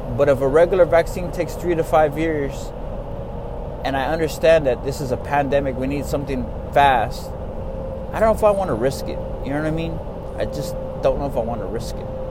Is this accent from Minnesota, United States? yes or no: no; Texas, United States; I'm from Texas